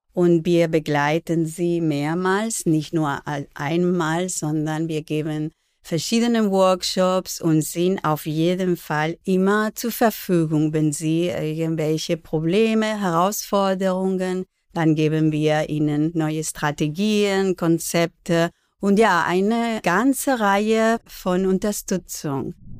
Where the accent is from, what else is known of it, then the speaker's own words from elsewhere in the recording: Barcelona, Catalonia, Spain; first language Spanish and Catalan; German is a second language; now in Berlin, Germany; Ich bin zweisprachig aufgewachsen in Barcelona.